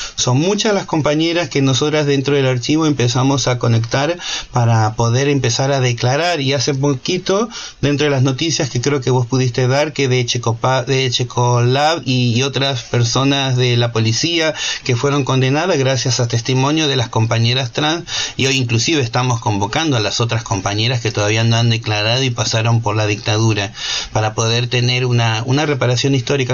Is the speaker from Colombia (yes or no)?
no; Argentina; moved away as an adult; also born or lived in United States; me había escapado de Argentina vendiendo mis cosas y comprándome un pasaje en un avión